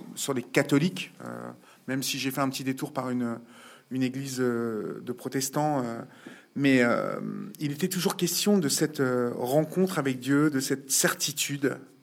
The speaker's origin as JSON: {"language": "French", "town": "Évreux", "region": "Normandy", "country": "France", "tie": "born or raised there", "moved": "as an adult", "lives_now": "Paris, France", "said": "en province, je suis d'Evreux, parents petits bourgeois de province"}